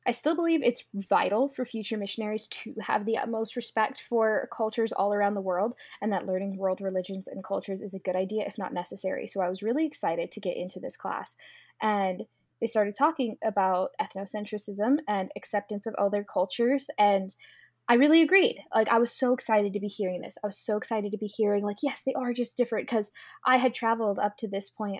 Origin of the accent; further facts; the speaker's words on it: United States; the old culture you came from growing up in America